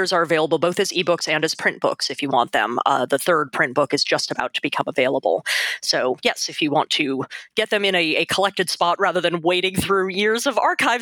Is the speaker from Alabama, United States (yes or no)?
no; Texas, United States; I grew up in Texas